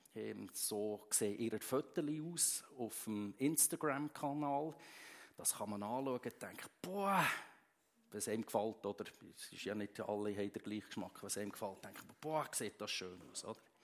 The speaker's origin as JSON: {"language": "German", "country": "Switzerland", "said": "bei uns in der Schweiz"}